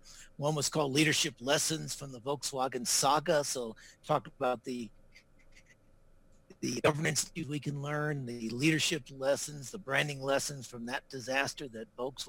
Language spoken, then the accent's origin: English; Las Vegas, Nevada, United States; moved away as an adult; also born or lived in Dallas, Texas / Singapore / Melbourne, Australia; Actually, I grew up in Las Vegas. I went to Dallas, Texas for my first job, and they sent me to Singapore. And I ended up living in Singapore for 21 years, worked for four different multinational organizations. And then I moved to Australia